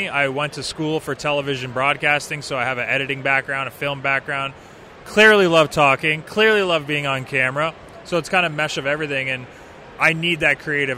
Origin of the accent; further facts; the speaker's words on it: Canada; moved away as an adult; now in Michigan, United States; As a Canadian